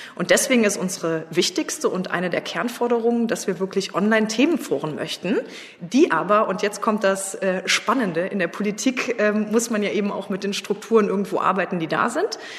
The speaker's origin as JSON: {"language": "German", "town": "Trier", "region": "Rhineland-Palatinate", "country": "Germany", "tie": "born or raised there", "said": "Ich bin im Ortsverein Trier Mitte eingetreten. Ähm, meine Heimatstadt"}